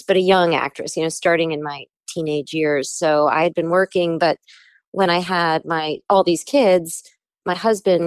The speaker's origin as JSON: {"language": "English", "region": "New York", "country": "United States", "also_born_or_lived": "Los Angeles", "moved": "as an adult", "said": "I'm from New York, I love New York"}